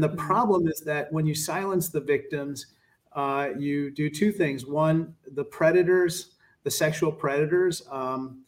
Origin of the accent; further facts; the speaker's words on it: Chicago, Illinois, United States; my hometown hockey team, the Chicago Blackhawks